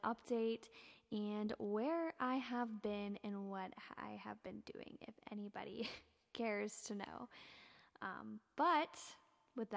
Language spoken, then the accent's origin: English; Ohio, United States; I'm from Ohio